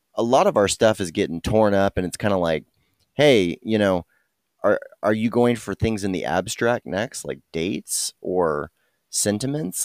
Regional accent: Dallas, Texas, United States; I'm born and raised in Dallas, Texas

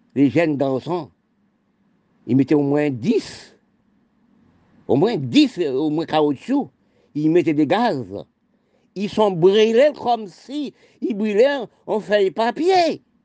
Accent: Haiti; now in France; Je suis né en Haïti. Je suis citoyen français, origine haïtienne

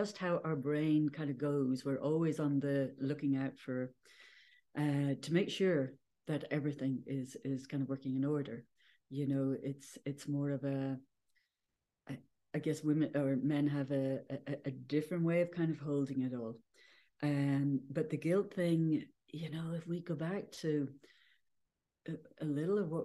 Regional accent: Ireland; born or raised there

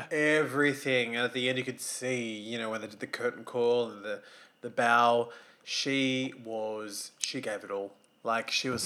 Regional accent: Australia; I'm Aussie.

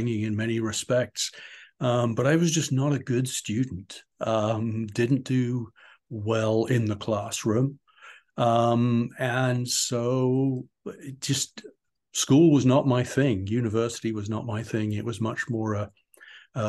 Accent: United Kingdom; also born or lived in Portsmouth, England; I was born and raised in England. I was actually born in Portsmouth, way down in the south, and grew up kind of in the just outside on the edge of the Cotswolds

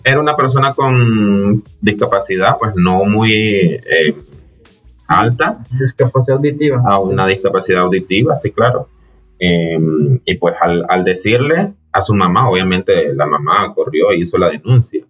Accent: Nicaragua; moved away; yo soy nicaragüense y tengo un poco de estar acá

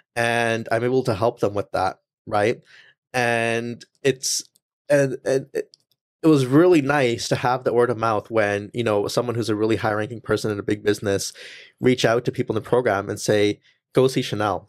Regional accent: Langley, British Columbia, Canada; first language English; when I was born and raised here, English is my first language

